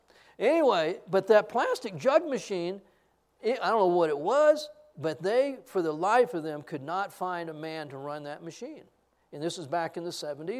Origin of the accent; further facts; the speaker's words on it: Texas, United States; I'm a Texan